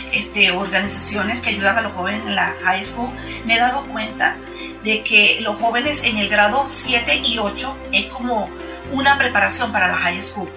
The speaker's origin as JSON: {"language": "Spanish", "country": "Venezuela", "moved": "yes", "lives_now": "Utah, United States", "said": "yo soy venezolana"}